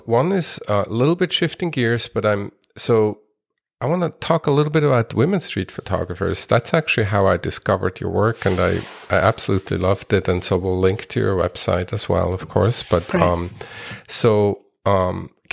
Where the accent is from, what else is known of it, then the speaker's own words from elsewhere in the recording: Switzerland; moved away; I'm originally from Switzerland